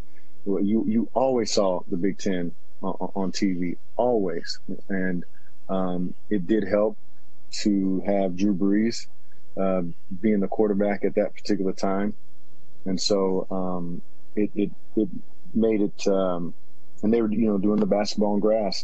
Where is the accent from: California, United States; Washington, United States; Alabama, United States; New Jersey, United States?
Washington, United States; moved away as an adult; my hometown, it is big time Washington State, big time University of Washington